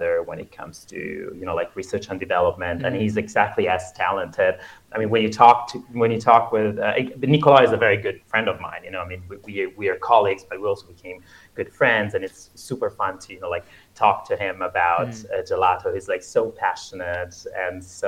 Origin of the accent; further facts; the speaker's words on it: Florence, Tuscany, Italy; moved away; the core team at Badiani, we are actually from Florence